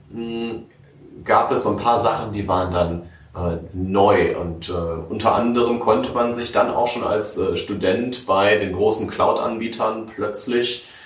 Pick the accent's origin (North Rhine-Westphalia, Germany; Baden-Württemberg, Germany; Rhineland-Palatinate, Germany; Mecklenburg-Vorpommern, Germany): North Rhine-Westphalia, Germany; Münster; im schönen Hiltrup geboren und aufgewachsen. Bin dann nach der Schule nach Aachen gegangen, um zu studieren.